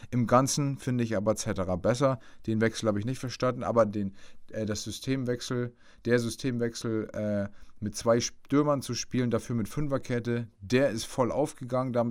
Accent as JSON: {"language": "German", "region": "Bremen", "country": "Germany", "said": "Als Bremer dachte ich, geil, da muss man jetzt richtig äh, dranbleiben"}